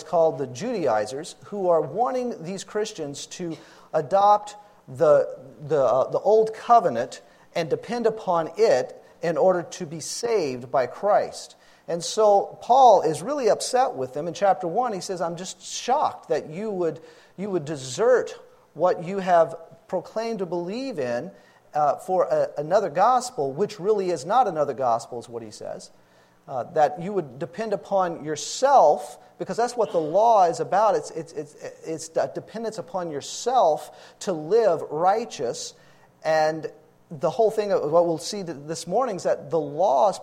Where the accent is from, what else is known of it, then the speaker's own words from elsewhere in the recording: Louisiana, United States; moved away as an adult; also born or lived in Texas; moved back to my home state, Louisiana, to help take care of my parents